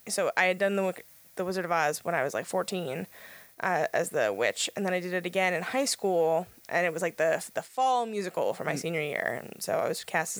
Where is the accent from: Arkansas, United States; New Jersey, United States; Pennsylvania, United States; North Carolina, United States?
Pennsylvania, United States; Philadelphia; moved away as an adult; now in Pittsburgh, United States; I am from Philadelphia